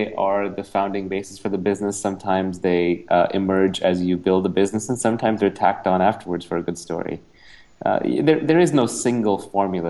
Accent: New York City, New York, United States; also born or lived in India; I was born in India, moved to New York with my family when I was 9, grew up in New York City

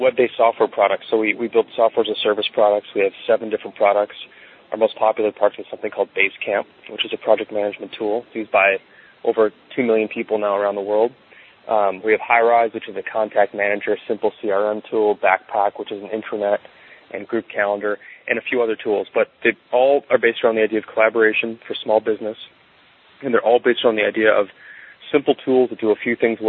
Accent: Chicago, Illinois, United States; also born or lived in Arizona; I'm from Chicago, and I figured I'd end up back here in Chicago

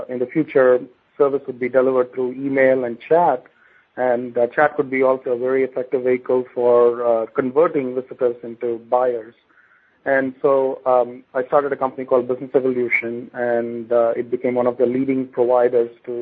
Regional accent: India; moved away as an adult; now in United States; my personal background is I grew up in India

